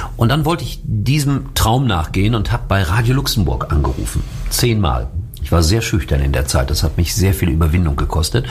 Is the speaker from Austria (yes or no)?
no; Schalke, North Rhine-Westphalia, Germany; ich bin Schalker. Ich bin da groß geworden. Das ist meine Heimat